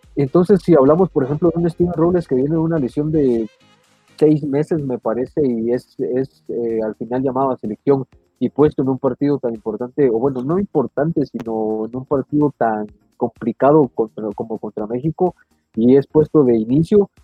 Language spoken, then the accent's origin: Spanish; Guatemala; somos guatemaltecos